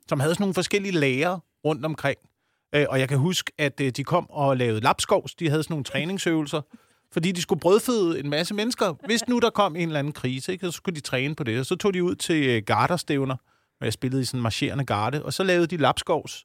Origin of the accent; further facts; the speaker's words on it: Slagelse, Zealand, Denmark; der, hvor jeg voksede op, øh, på Vestsjælland